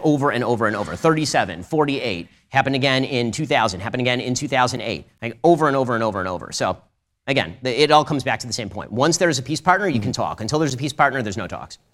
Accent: United States; also born or lived in California; now in Florida, United States; as an American and as a Second Amendment advocate

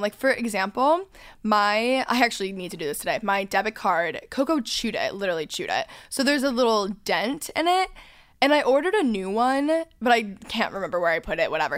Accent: North Texas, United States; I grew up in North Texas

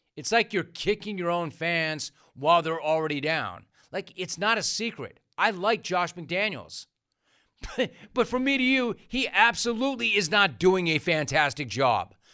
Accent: California, United States; I'm from California

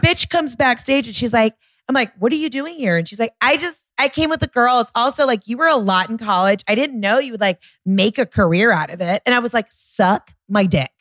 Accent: Georgia, United States; I'm from Georgia

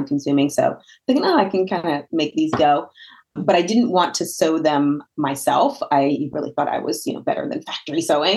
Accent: Northern New Jersey, United States; moved away as an adult; also born or lived in Virginia; now in Pittsburgh, United States; I am not born and raised in Pittsburgh. I'm actually from Northern New Jersey

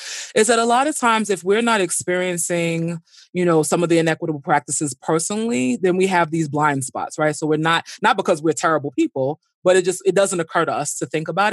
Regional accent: New York City, New York, United States; I grew up in Brooklyn. You know, I grew up in Flatbush

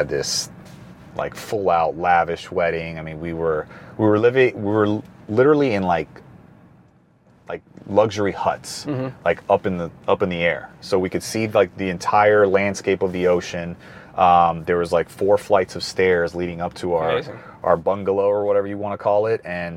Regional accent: Miami, Florida, United States; Born and raised in Miami

